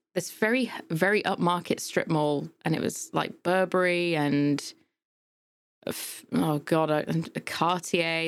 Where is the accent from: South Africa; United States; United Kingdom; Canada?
United Kingdom; accent: British; from the U K.